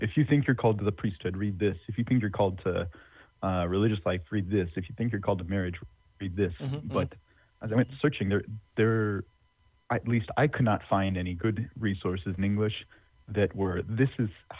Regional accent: Northeast Texas, United States; also born or lived in Philadelphia / Rome; now in Tyler, United States; I grew up in Northeast Texas

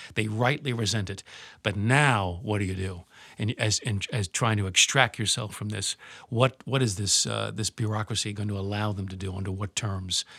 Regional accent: United States; as an American, as a patriot

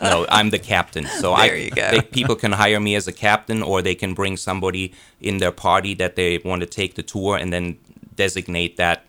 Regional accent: Lynchburg, Virginia, United States; born there; I was actually born in Lynchburg, Virginia, to a German father, Austrian mother

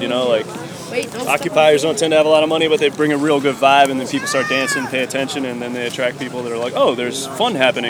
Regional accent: Columbia, Maryland, United States; I'm from Columbia, Maryland, actually.

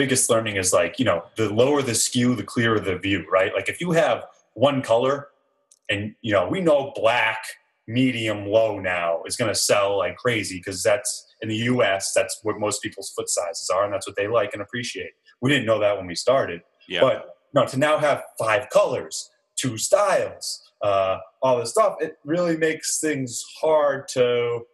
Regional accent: Ipswich, Massachusetts, United States; also born or lived in California / Budapest, Hungary; I'm from the North Shore of Massachusetts, a little town called Ipswich

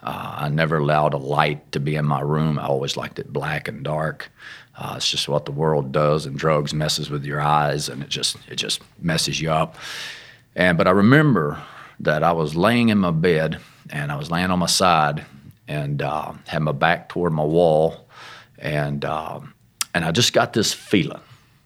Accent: Arkansas, United States; Well, I come from Arkansas, which you can tell, but my family has a lot of Pentecostal roots. As a child, very young, my dad was a apostolic minister, pastor, matter of fact, in a small work down in Lake Village, Arkansas.

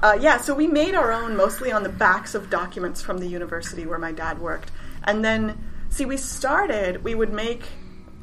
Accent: Iowa, United States; We grew up in Iowa

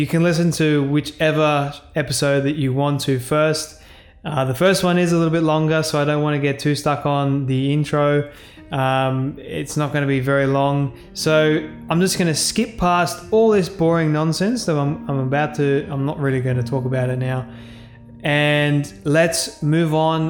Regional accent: Australia; Being an Australian myself, I am incredibly thankful and grateful that I get to live in this amazing country

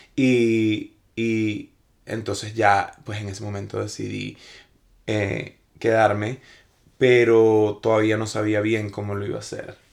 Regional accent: Venezuela; moved away as an adult; also born or lived in Tampa, Florida / Miami; now in Los Angeles, United States; Yo nací en Venezuela, crecí en Venezuela. Pero yo me mudé a los Estados Unidos a los 19 años

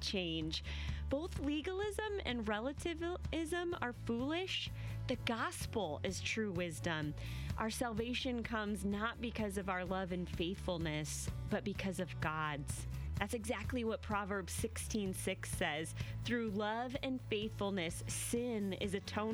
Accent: Iowa, United States; moved away; I'm from Iowa

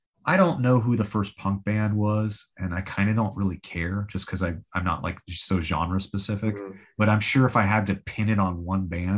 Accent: Los Angeles, California, United States; moved away as an adult; now in Nashville, United States; I'm from

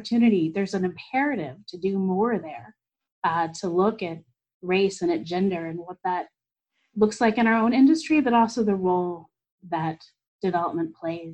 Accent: Kansas City, United States; moved away as an adult; also born or lived in East Coast / Twin Cities; now in Minneapolis–Saint Paul, United States; I grew up in Kansas City, so I'm from the Midwest

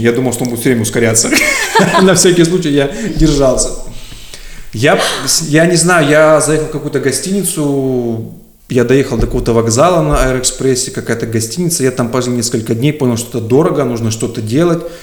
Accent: Surgut, Khanty-Mansi Autonomous Okrug, Russia; moved away as an adult; also born or lived in Tyumen; now in Moscow, Russia

